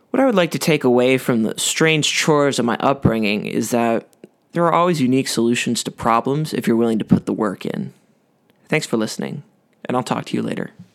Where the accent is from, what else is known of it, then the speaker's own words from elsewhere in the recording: Ottawa, Ontario, Canada; I grew up outside of Ottawa on a small cul-de-sac off a country road